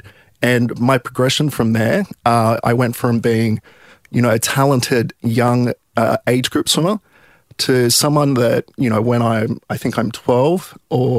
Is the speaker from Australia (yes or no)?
yes; Sydney, New South Wales, Australia; I grew up in Milpara, so kind of southwestern suburbs of Sydney